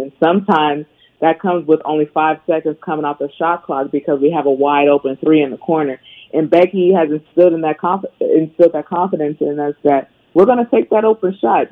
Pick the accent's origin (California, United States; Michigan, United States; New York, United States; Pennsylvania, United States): California, United States; Bay Area; I was born and raised in the Bay Area